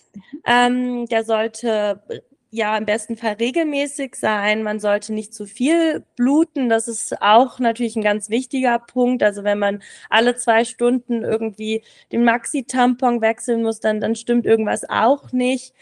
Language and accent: German; Berlin, Germany; moved away as an adult; now in Samedan, Switzerland; Ich komme ursprünglich aus Berlin, aber bin jetzt eben nach Samaran gezogen.